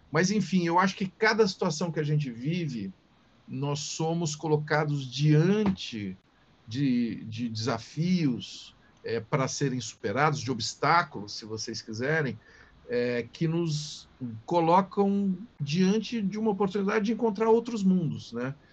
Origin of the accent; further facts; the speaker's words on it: Tuverava, São Paulo, Brazil; E sou de Tuverava com muito orgulho. Quando eu falei de rádio, por exemplo, eu era aquele menininho lá de Tuverava, anos 60